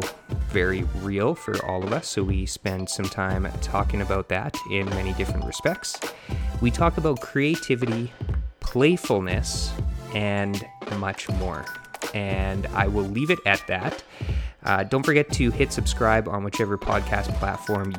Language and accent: English; Manitoba, Canada; moved away as an adult; now in British Columbia, Canada; We're both from Manitoba